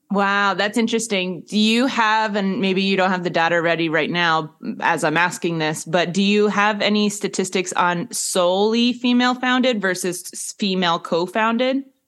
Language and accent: English; United States; as an American